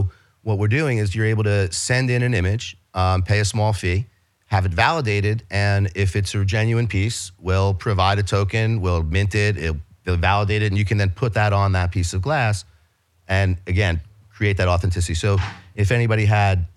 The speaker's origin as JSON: {"language": "English", "region": "New York", "country": "United States", "accent": "New York", "said": "I'm from New York, in case you can't tell from my accent."}